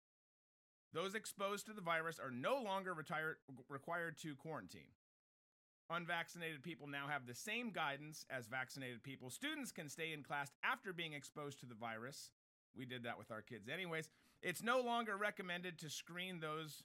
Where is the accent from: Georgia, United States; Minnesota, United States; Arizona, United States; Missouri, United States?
Minnesota, United States; moved away; my home state, again, I didn't grow up in that city.